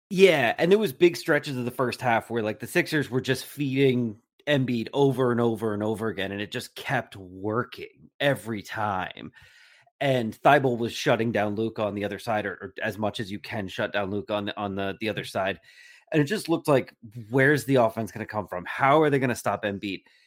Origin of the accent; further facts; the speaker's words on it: New Jersey, United States; moved away; I grew up in New Jersey